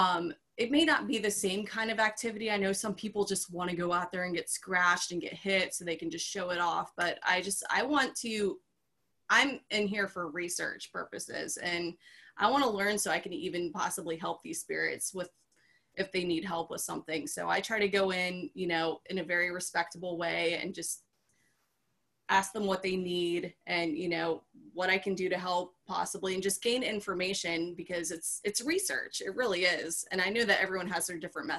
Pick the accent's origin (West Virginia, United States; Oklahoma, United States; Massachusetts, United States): West Virginia, United States; where I grew up in West Virginia